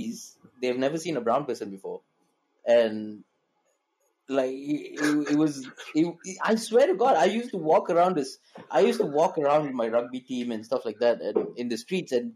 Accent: Malaysia; also born or lived in South Shields, England; I'm Malaysian

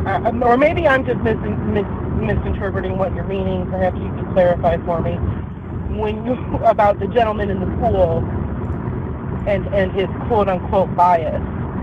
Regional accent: Indiana, United States; I'm from Indiana. I'm from a blue area of Indiana, but now I live in a very deep red area

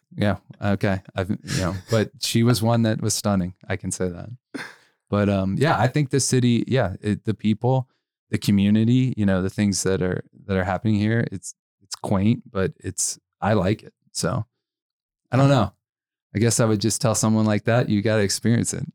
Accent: Cincinnati, Ohio, United States; now in Las Vegas, United States; I grew up in Cincinnati

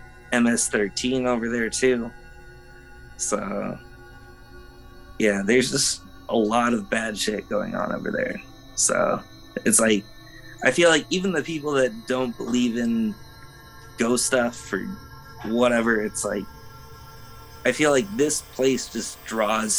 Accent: Los Angeles, California, United States; I grew up in Los Feliz area.

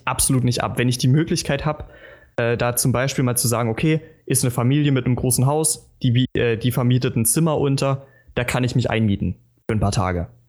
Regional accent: Germany; als Deutscher

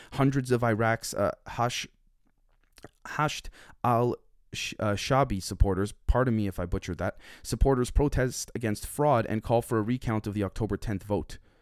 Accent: Canada; I'm Canadian

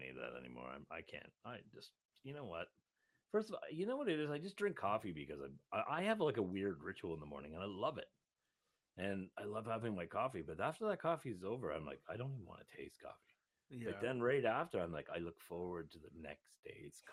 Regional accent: Toronto, Ontario, Canada; I grew up here. I was born here, and I mean, it's my hometown

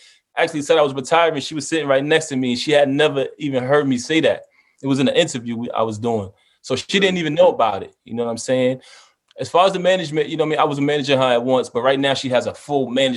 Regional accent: New York City, New York, United States; I grew up in Brooklyn my whole life.

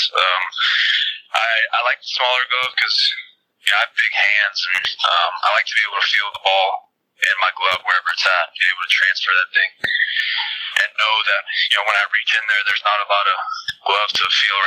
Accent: Texas, United States; moved away; I grew up in Texas

